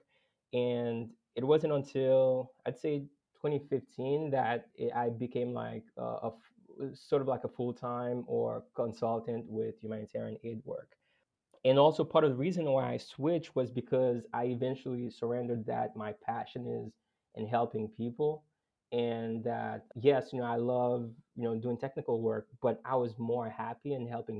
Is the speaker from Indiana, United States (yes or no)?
no; Boston, Massachusetts, United States; I grew up in Boston